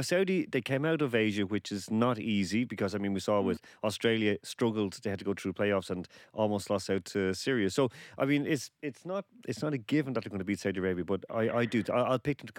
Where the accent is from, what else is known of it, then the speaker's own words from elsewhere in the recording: Ireland; I was born red, like, you know, so I'm Irish.